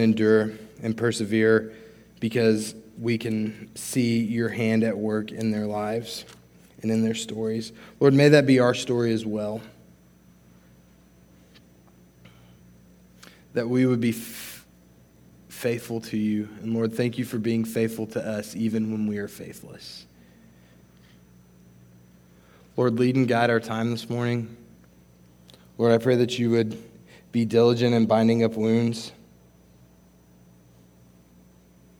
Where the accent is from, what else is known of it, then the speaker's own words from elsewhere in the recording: New Mexico, United States; moved away; I'm from New Mexico, so growing up, we'd go to Santa Fe sometimes